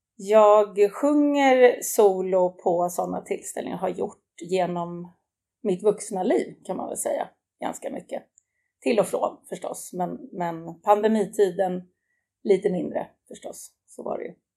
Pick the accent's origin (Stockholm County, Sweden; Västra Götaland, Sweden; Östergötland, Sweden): Stockholm County, Sweden; Täby; Det är där jag kommer ifrån och där jag bor också idag